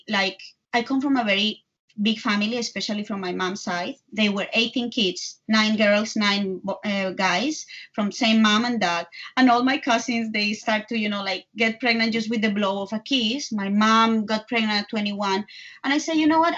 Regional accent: Bogotá, Colombia; English is a second language; moved away as an adult; now in New York, United States; I am from Colombia, from Bogota, but I live in New York for the last 18 years

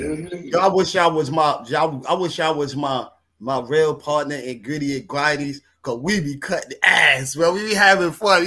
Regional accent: New York, United States; I'm a New Yorker

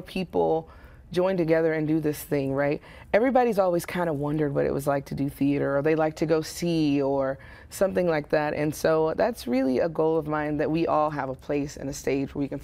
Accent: Waco, Texas, United States; I grew up here in Waco. I went to Alta Vista, then Carver, then Waco High, and graduated there

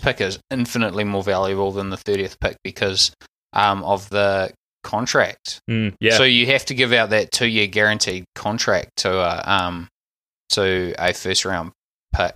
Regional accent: New Zealand; as a Kiwi

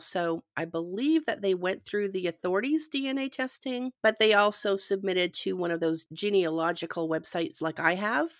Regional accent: Canada; moved away; I'm originally from Canada

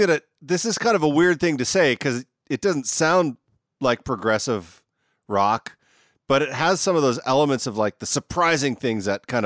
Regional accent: Canada; now in Virginia, United States; even though I'm Canadian, I'm actually also in Virginia

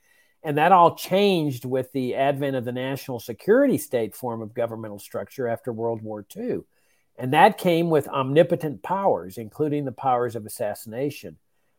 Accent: Laredo, Texas, United States; I grew up in Laredo, Texas, which is on the Rio Grande. I grew up on a farm on the Rio Grande, as a matter of fact.

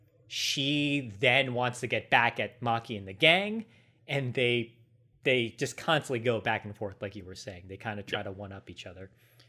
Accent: United States; We're Americans.

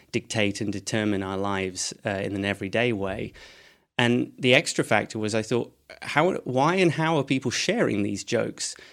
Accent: Edinburgh, Scotland, United Kingdom; Um, so, I'm from uh, Edinburgh, though my accent wouldn't make you think that.

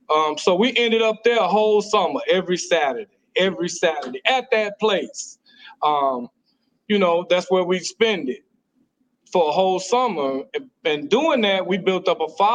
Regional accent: Dallas, Texas, United States; I'm from Oak Cliff

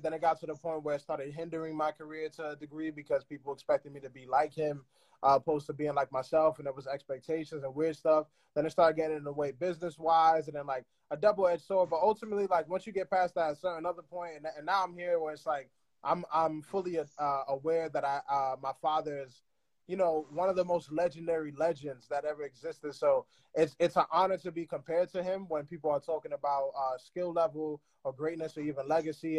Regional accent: New York, United States; I speak it like I'm from New York and I'm third generation

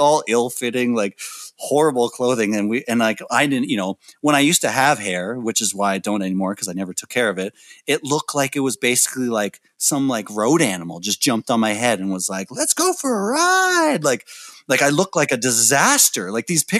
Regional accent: Canada; being a Canadian band

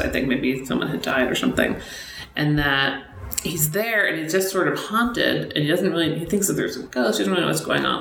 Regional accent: Boston, Massachusetts, United States; moved away as an adult; now in Los Angeles, United States; where I grew up in Boston, like every new building was covered in brick

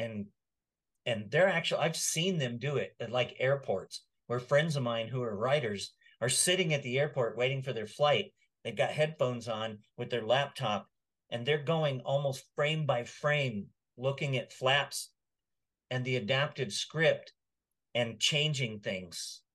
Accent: Texas, United States; moved away as an adult; also born or lived in Washington State; now in North Texas, United States; I grew up in Texas, but Washington State, because I lived there for almost 40 years, it feels more like home

